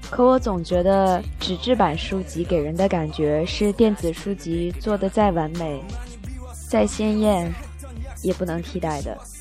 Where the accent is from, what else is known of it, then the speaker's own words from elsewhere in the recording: Northeast China, China; now in Shenzhen, China; 我老家东北，有很多红红火火的卖春联啊、卖福字啊、灯笼这样的